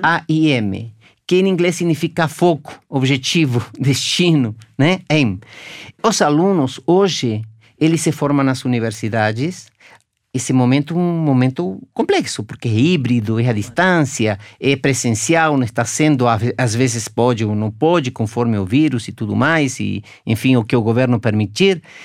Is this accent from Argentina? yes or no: yes; Argentina; now in Brazil; Eu sou argentino, moro aqui há 40 anos